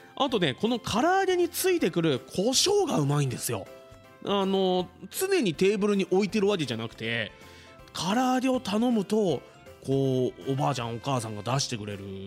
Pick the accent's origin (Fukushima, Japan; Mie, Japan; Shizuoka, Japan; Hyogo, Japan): Shizuoka, Japan; Fuji; 生まれも育ちも富士市